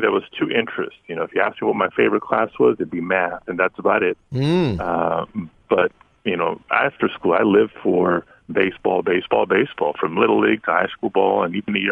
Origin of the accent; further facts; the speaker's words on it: Los Angeles, California, United States; I am born and raised in the San Fernando Valley neighborhood called Pacoima